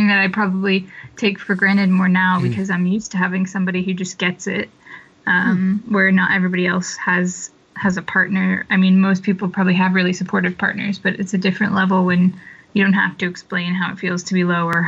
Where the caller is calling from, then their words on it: Cheltenham, South West England, United Kingdom; I'm in the UK right now, a couple hours outside of London, a town called Cheltenham.